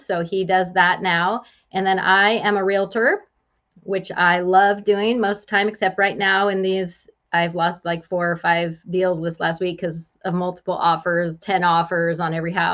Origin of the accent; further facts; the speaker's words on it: West Coast, United States; moved away as an adult; also born or lived in Joplin, Missouri / California; now in Springfield, Illinois, United States; I'm originally from the West Coast and migrated this way for my husband.